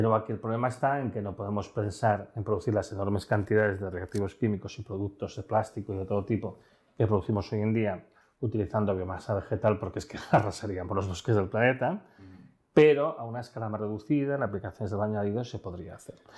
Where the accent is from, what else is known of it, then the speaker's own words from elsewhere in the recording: León, Castile and León, Spain; now in Barcelona, Spain; yo soy de la zona de trenes mineros, yo soy de León